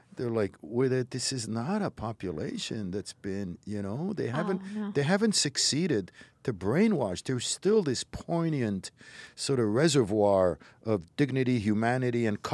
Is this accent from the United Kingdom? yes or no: no; Morocco; born there; My parents were born and raised in Morocco. They were there for generations. I was born there.